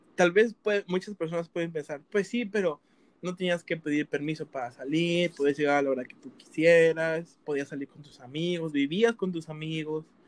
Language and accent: Spanish; Veracruz, Mexico; moved away; yo soy de Veracruz